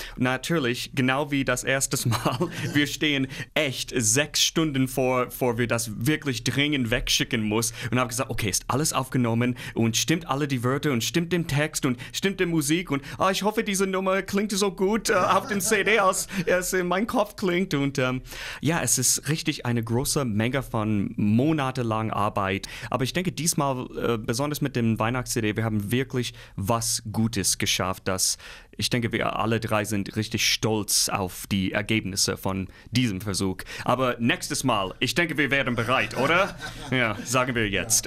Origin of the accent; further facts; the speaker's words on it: Midwest, United States; German is a second language; moved away as an adult; now in Nordhausen, Germany; Ich komme aus dem Mittelwest in den Staaten, so grüne Felder, große Wälder, sowas bin ich gewohnt.